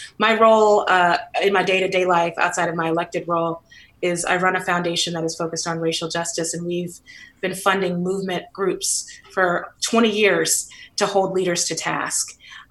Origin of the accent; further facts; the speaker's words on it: San Francisco, California, United States; I grew up in the Western Addition, you know, right by the Panhandle, and a beautiful Victorian. I remember Black folks used to actually live in those Victorians. I lived on Fulton between Baker and Lyon.